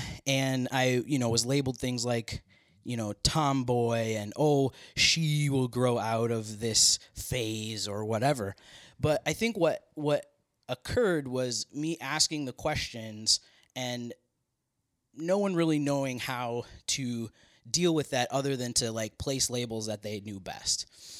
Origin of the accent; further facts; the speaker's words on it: Minneapolis, Minnesota, United States; born there; So I was born in Minneapolis, Minnesota.